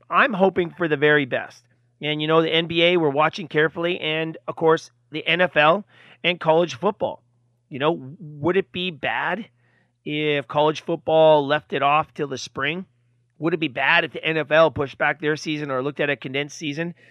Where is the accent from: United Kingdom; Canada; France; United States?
Canada; I'm from Canada